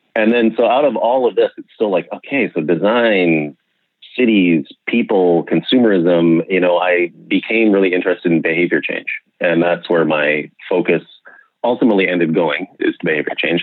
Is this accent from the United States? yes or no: no; Okanagan, British Columbia, Canada; I grew up in the Okanagan, in British Columbia